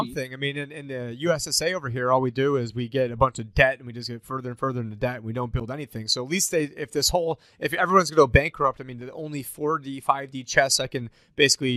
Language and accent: English; Syracuse, New York, United States; my hometown, Syracuse, New York